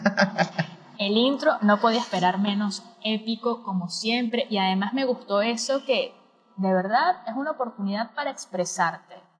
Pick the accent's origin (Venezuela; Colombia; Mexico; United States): Venezuela; now in Argentina; soy venezolana viviendo en Argentina